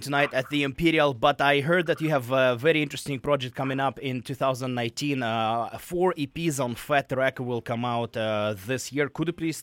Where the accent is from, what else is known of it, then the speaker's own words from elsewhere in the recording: Russia; English is a second language; moved away; I grew up in Russia, didn't speak any English.